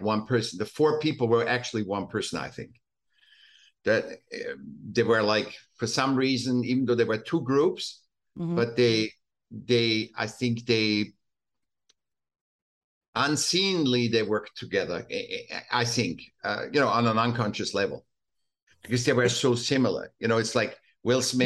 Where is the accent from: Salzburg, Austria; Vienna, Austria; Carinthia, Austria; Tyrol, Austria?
Vienna, Austria; moved away as an adult; I was still in Austria. I was born in Vienna